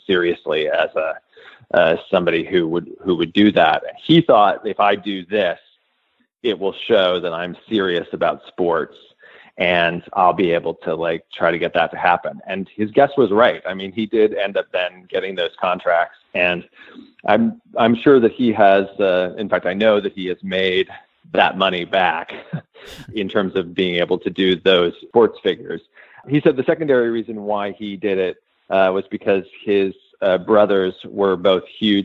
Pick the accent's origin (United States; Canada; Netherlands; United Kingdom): United States; Edwardsville, Illinois; I grew up just outside St. Louis, a small town, Edwardsville, Illinois